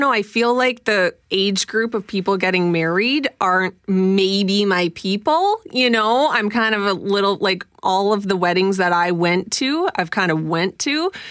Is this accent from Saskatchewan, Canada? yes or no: yes; Saskatchewan, Canada; moved away as an adult; now in Winnipeg, Canada; I am from Saskatchewan.